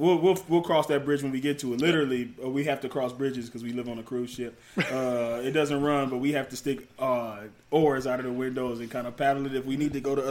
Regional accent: Detroit, Michigan, United States; Okay, so basically, like, for me, I'm from Detroit.

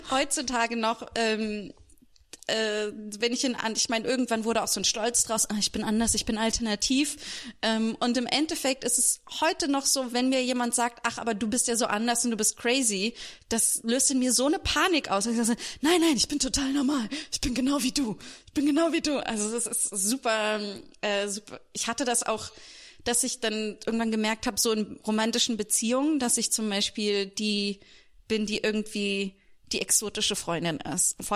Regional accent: Hesse, Germany; also born or lived in Berlin, Germany; wir sind dann als ich ein Kind war nach Hessen gezogen was einfach wahnsinnig konservativ ist

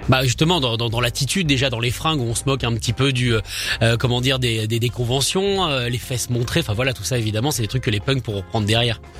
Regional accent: France; nous en tant que Français

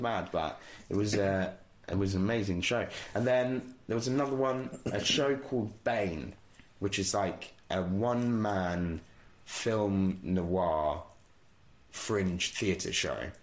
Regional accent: Bedford, East of England, United Kingdom; also born or lived in Walthamstow, London; So I lived right. in London until I was like nine years old. Um, right. Okay. And then from there moved to Bedford and kind of did the rest of my ah, growing yes, up there.

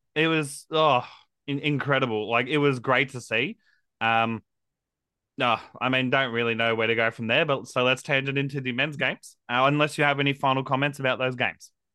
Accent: Queensland, Australia; as a Queenslander

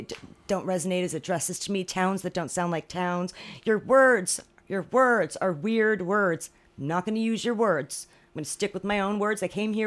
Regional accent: near Monmouth Park, New Jersey, United States; moved away; Monmouth Park, which was not far away from my hometown

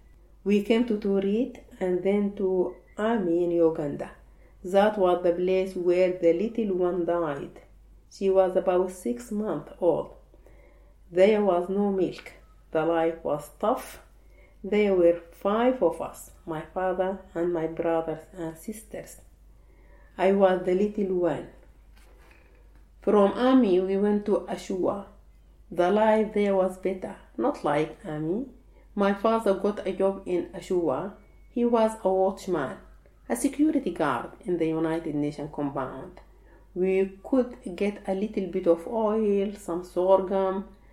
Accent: Sudan; now in Egypt; When I came from Sudan to Egypt, I had to work.

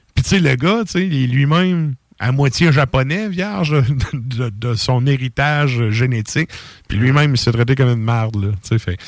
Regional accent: Quebec, Canada; en tant que Québécois ici

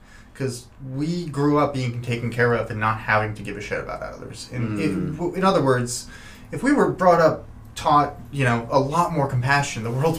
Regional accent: Shrewsbury, Massachusetts, United States; I grew up in Shrewsbury, in the Shrewsbury school system, and got kicked out of second grade.

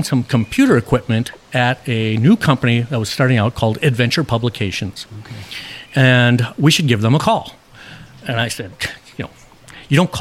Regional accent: Chicago, Illinois, United States; moved away as an adult; now in Minnesota, United States; growing up in Chicago, I thought everything was like Chicago

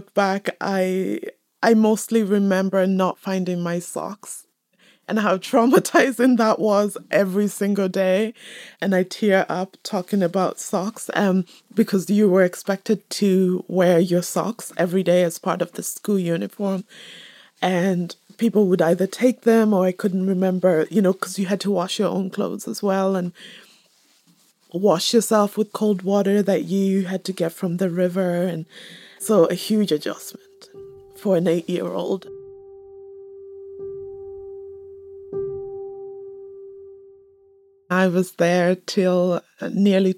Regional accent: Dublin, Leinster, Ireland; moved away as an adult; also born or lived in Kenya / Michigan; now in Belfast, United Kingdom; I was born in Kenya, spent most of my life in Dublin, and then moved up to Northern Ireland.

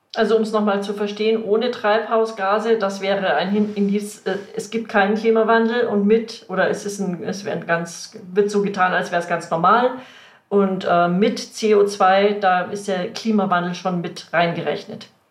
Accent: Munich, Bavaria, Germany; bei uns in München

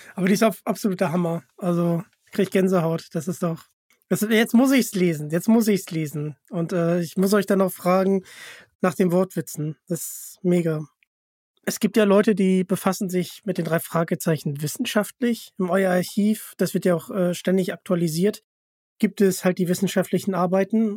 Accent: Hamburg, Germany; ich komme ja aus Hamburg

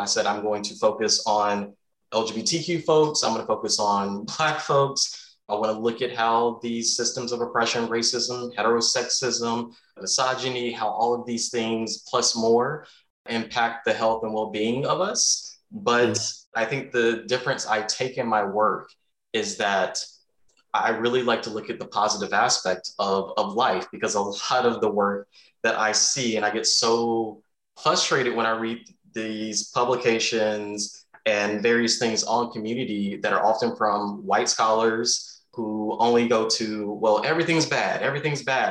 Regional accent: the South, United States; moved away; remember in the South

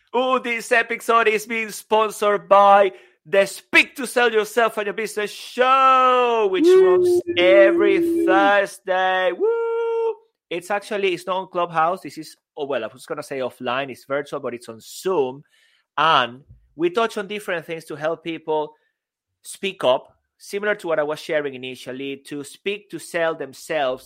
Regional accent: Venezuela; English is a second language; moved away as an adult; also born or lived in Spain; now in United Kingdom

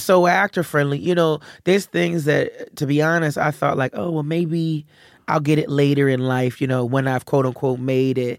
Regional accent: Philadelphia, Pennsylvania, United States; I'm from Philly, and Philly is close to New York

